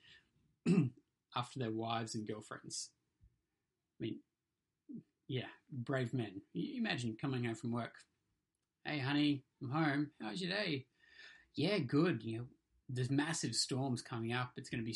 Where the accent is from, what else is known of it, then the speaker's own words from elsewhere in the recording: Hong Kong; moved away; I grew up in Hong Kong, and we didn't get storms there, we got typhoons.